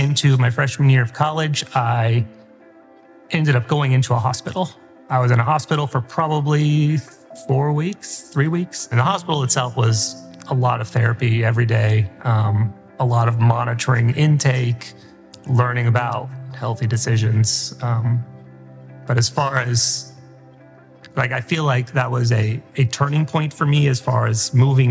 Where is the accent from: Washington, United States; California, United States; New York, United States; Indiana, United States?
Indiana, United States; Fort Wayne; I grew up in Fort Wayne, Indiana, so not far from here